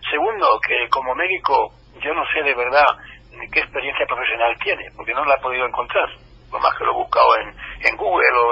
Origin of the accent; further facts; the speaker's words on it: Madrid, Community of Madrid, Spain; como madrileño y también como profesional de la medicina, tengo mis serias dudas que esa sea la primera prioridad del gobierno de la Comunidad de Madrid.